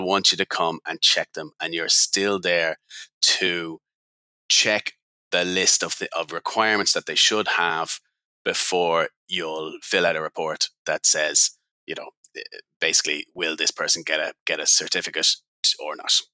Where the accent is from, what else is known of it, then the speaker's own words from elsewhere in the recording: Ireland; I'm Irish, living on the west coast of west coast of Ireland